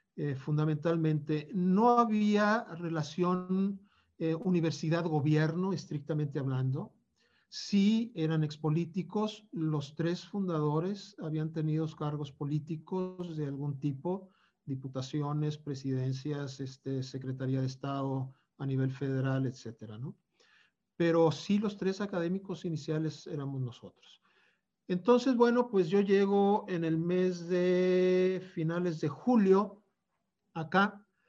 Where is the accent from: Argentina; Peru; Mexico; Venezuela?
Mexico; Torreón, Coahuila; moved away; also born or lived in Mexico City; yo me voy a Torreón, que es mi tierra